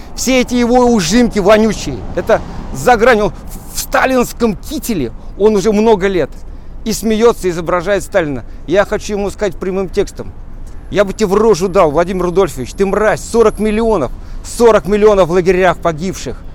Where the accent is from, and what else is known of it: Russia